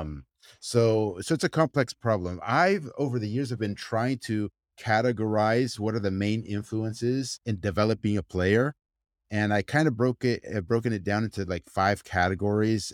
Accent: United States; my entire family and extended families from Argentina, I mean, I was born and raised in the United States

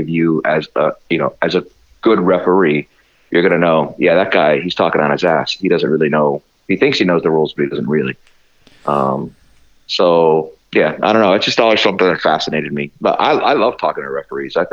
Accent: Youngstown, Ohio, United States; moved away as an adult; also born or lived in Fort Wayne, Indiana; now in Minneapolis, United States; I spent 31 years in my hometown of Youngstown, Ohio

